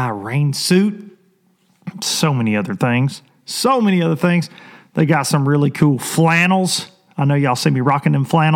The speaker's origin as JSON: {"language": "English", "region": "Tennessee", "country": "United States", "said": "I'm super proud of my home state"}